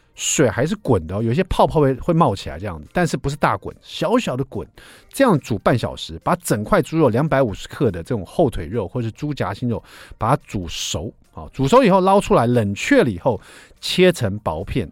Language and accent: Chinese; Taiwan; 我们台湾人